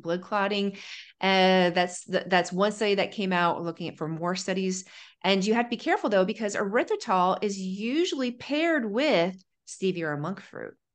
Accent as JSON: {"language": "English", "region": "Ohio", "country": "United States", "said": "I'm from Ohio"}